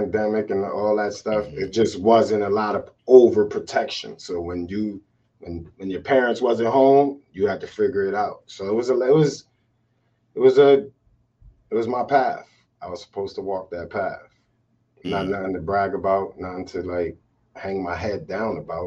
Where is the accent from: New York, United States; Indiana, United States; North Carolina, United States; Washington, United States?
New York, United States; New York City; growing up in Brooklyn was at that time was just family was family.